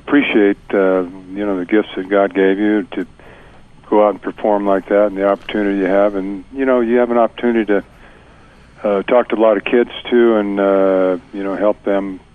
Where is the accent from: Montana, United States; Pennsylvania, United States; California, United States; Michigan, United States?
California, United States; I grew up in California